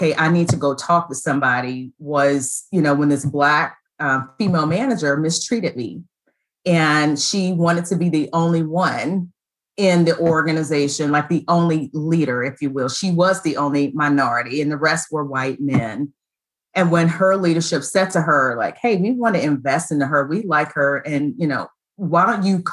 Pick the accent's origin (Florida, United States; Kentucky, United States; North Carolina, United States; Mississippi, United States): North Carolina, United States; Roper; I grew up in Eastern North Carolina